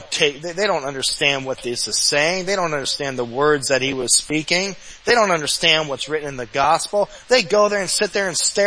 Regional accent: New Jersey, United States; also born or lived in New York City; I grew up there. I grew up in New Jersey.

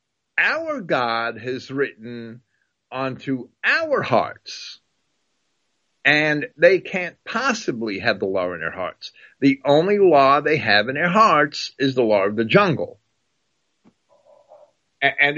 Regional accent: United States; a kid growing up in New Jersey and New York

